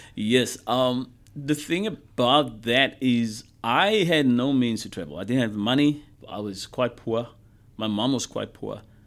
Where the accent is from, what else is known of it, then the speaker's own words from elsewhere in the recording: South Africa; moved away as an adult; also born or lived in United States; now in Brisbane, Australia; growing up in South Africa with all the stuff that happened